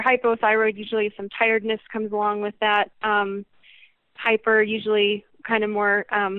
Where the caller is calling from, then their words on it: Englewood, Colorado, United States; I am from Inglewood, Colorado, which is pretty close to Denver.